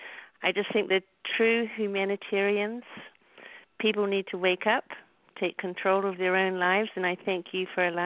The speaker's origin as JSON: {"language": "English", "country": "New Zealand", "moved": "yes", "lives_now": "Lincoln, United States", "said": "I'm from New Zealand. New Zealand is my home."}